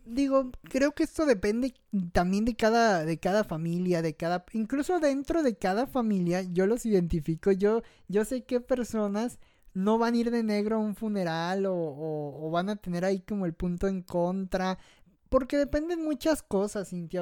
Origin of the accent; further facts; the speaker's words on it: Mexico; como buen mexicano